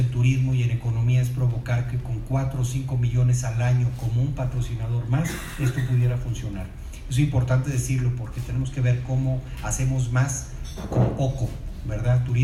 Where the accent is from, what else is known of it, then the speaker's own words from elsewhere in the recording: Monterrey, Nuevo León, Mexico; sí somos regiomontanos, pero aparte cuidamos el dinero de todos